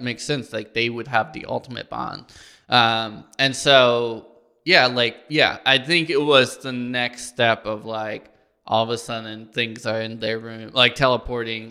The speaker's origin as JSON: {"language": "English", "region": "Illinois", "country": "United States", "tie": "born or raised there", "moved": "yes", "said": "my hometown of Illinois"}